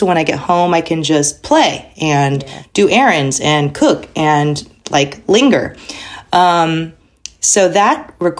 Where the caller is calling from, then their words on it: Texas, United States; I'm from home in Texas, near Houston.